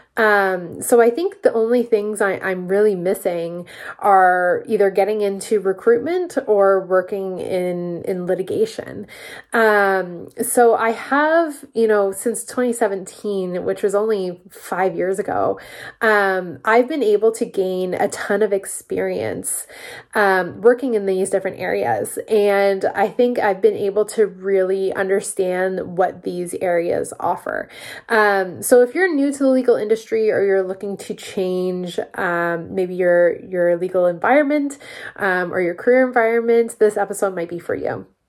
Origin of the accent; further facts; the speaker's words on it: Peterborough, Ontario, Canada; also born or lived in Toronto; I'm from Peterborough, Ontario, and the big city just really wasn't for me. I was coming back every single weekend